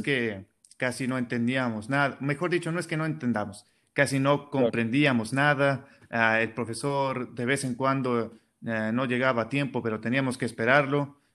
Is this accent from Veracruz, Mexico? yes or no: no; Mexicali, Baja California, Mexico; soy de Mexicali